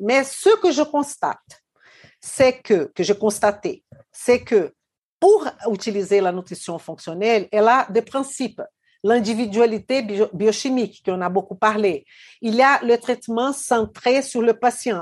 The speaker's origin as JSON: {"language": "French", "town": "Belo Horizonte", "region": "Minas Gerais", "country": "Brazil", "tie": "born or raised there", "moved": "yes", "said": "Belo Horizonte, ma ville natale au Brésil"}